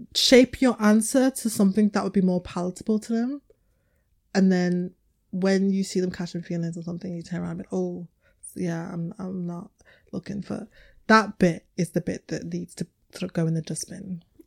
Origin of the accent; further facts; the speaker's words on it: Liverpool, North West England, United Kingdom; I was raised in Liverpool